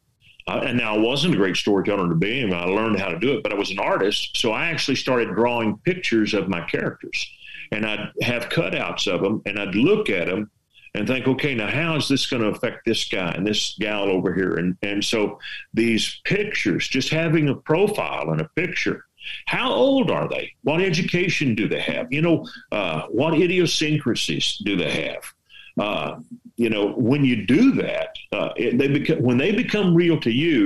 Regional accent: West Texas, United States; accent: Texas; I'm from West Texas, and I do not have – I have a Texas accent

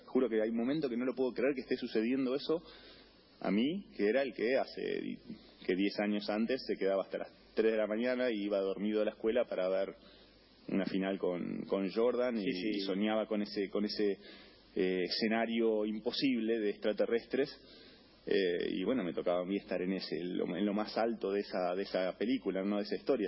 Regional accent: Argentina

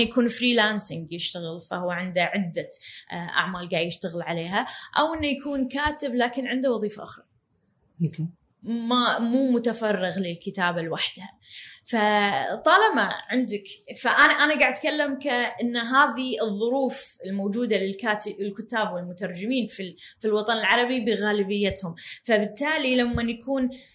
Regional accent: Kuwait; عندنا بالكويت

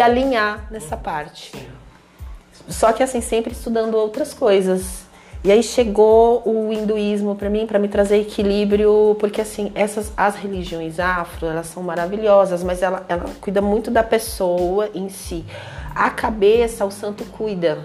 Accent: Brazil; sou brasileira, tenho descendência indígena

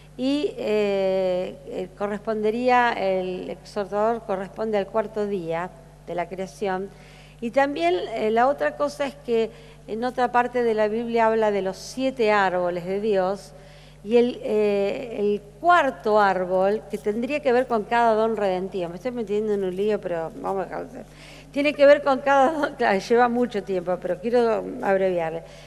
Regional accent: Argentina; Como argentinos

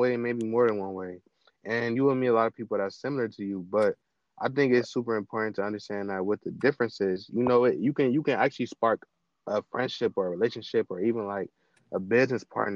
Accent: Cleveland, Ohio, United States; I'm from Cleveland

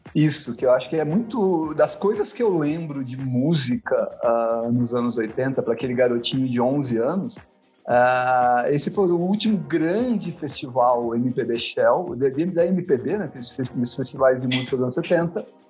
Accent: Taubaté, São Paulo, Brazil; moved away as an adult; now in São Paulo, Brazil; A gente acabou indo para Taubaté porque meu pai foi trabalhar lá. Então né, eu sou eu nasci em São Paulo, né, minha mãe também é daqui. Então é, a gente acabou ficando por lá, eu fiquei por lá mais 19 anos

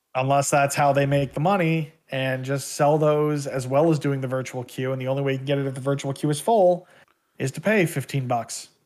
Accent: Canada; as a Canadian citizen

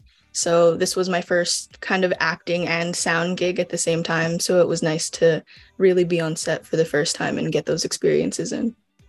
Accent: Hawaii, United States; moved away as an adult; now in Rochester, United States; I'm from Hawaii originally, born and raised.

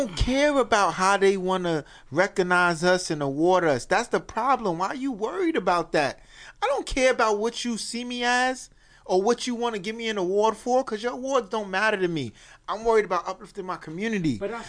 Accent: United States; But I still got love for my brothers and sisters over there. You know what I'm saying? But I'm American.

